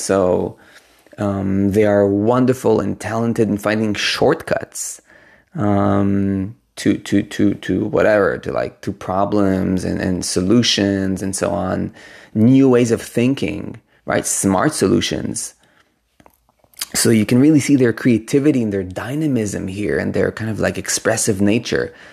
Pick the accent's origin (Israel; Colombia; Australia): Israel; moved away; I come originally from Israel